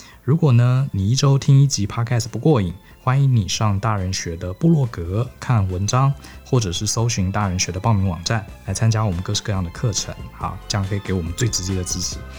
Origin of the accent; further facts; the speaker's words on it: Taiwan; born there; 而且我常跟同学讲，我们生在台湾啊，其实真的还蛮 lucky 的